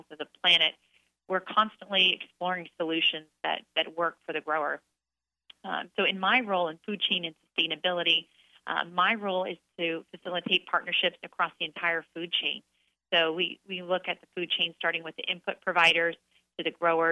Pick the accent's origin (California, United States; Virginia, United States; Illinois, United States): California, United States; Clovis; I grew up in Central California in a little town called Clovis outside of Fresno